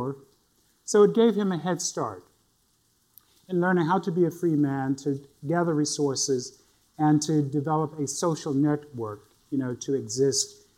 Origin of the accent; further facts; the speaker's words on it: Northampton County, North Carolina, United States; I was born in Northampton County in this very, very small town of Potokasi. And I went to elementary school there. I went to high school in the neighboring town of Rich Square